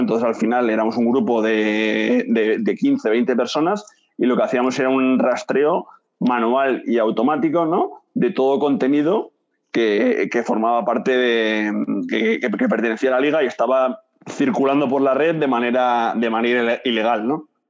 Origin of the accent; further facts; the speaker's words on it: Madrid, Community of Madrid, Spain; moved away as an adult; also born or lived in Barcelona; Yo soy de Madrid, yo soy de Madrid